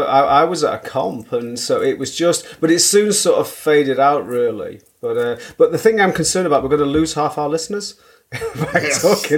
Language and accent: English; Manchester, North West England, United Kingdom; I grew up in Manchester. I grew up in Burnage.